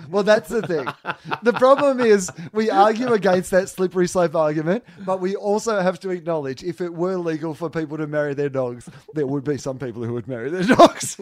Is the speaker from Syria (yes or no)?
no; Australia; as an Australian c-, touring comedian internationally